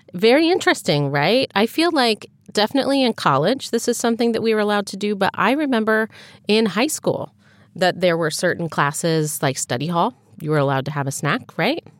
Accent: United States; an American who has grown up in, in our culture

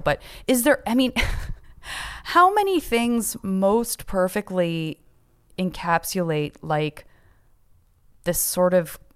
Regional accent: Tucson, Arizona, United States; I'm from Tucson, Arizona. You're not up close and personal to a ton of huge successes in any kind of like big times, big city sort of way. It's a very gentle city to grow up

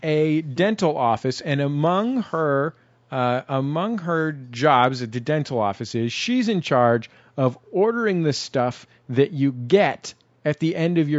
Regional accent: San Francisco, California, United States; San Francisco, my hometown.

